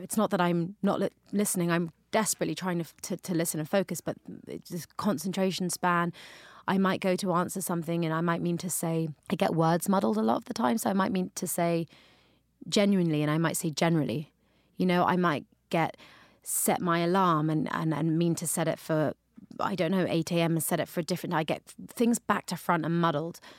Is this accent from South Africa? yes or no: no; London, United Kingdom; now in New York, United States; growing up in London, we obviously have a big Jamaican community there